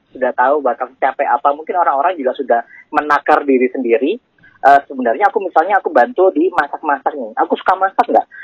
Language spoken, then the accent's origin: Indonesian; Malang, East Java, Indonesia; pertama kali mungkin pada saat SMP atau SMA awal ya itu ada di anak kampung aku di Malang ya okay. Nah, di Malang uh, ada Karang Taruna